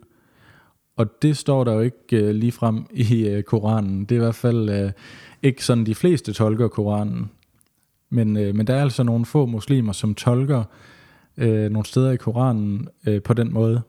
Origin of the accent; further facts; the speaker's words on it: West Jutland, Central Denmark Region, Denmark; moved away as an adult; also born or lived in Vollsmose, Odense; now in Odense, Denmark; Jeg føler mig også stadigvæk lidt som vestjyde